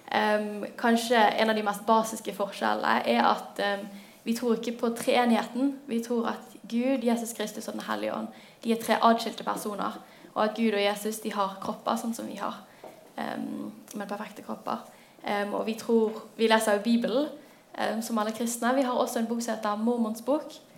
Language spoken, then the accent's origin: Norwegian; Bergen, Vestland, Norway; Jeg er 23 år. Jeg kommer fra Bergen